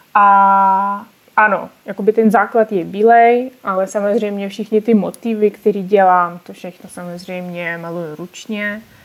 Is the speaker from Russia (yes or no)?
yes; Urals, Russia; Czech is a second language; now in Czech Republic; Já jsem z Ruska, ale bydlím tady už přes 10 let